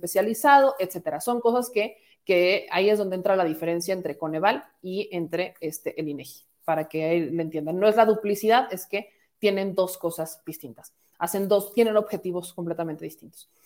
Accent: Puebla, Mexico; yo soy poblana

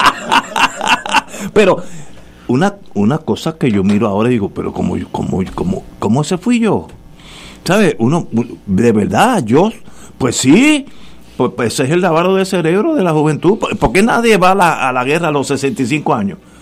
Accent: Puerto Rico; also born or lived in Brooklyn, New York, United States; Cuatro hermanos que somos todos puertorriqueños

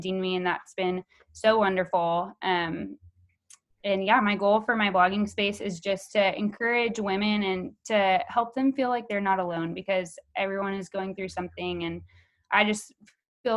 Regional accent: Houston, Texas, United States; I'm from Houston, Texas, born and raised.

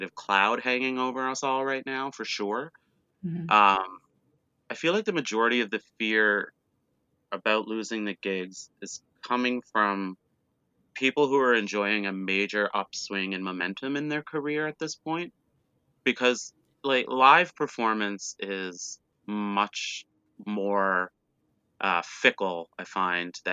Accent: Cape Breton Island, Nova Scotia, Canada; now in Toronto, Canada; I'm from Cape Breton Island.

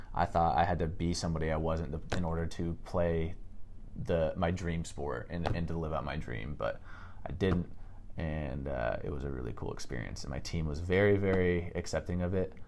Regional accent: Seattle, Washington, United States; I'm from Seattle, Washington. Uh, kind of grew up there and spent a lot of a lot of my childhood just there

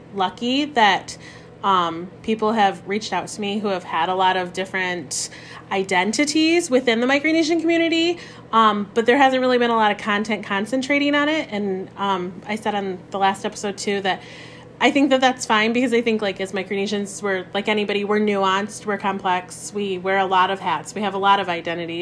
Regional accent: Michigan, United States; I'm from Michigan. I was born and raised in Michigan

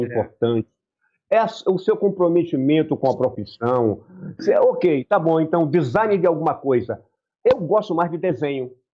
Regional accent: Bahia, Brazil; eu tenho a minha cultura, eu sou baiano, rapaz. Claro. Eu sou baiano, na Bahia é.

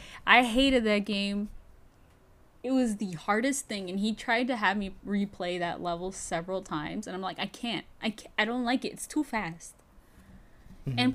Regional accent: United States; we're American

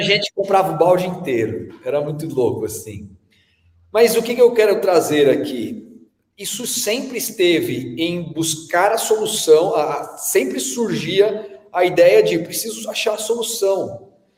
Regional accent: São Paulo, Brazil; also born or lived in Bahia / Australia; quando eu era menino aqui em São Paulo, eu ia muito na Vila Olímpia

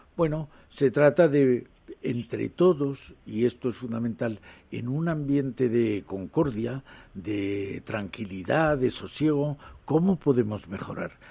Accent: Jaén, Andalusia, Spain; yo que soy de Jaén

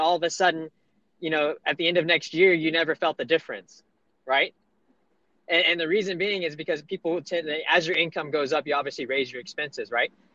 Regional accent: Monroe, Louisiana, United States; moved away; I'm from uh, the redneck part of Louisiana, northeast Louisiana, Monroe

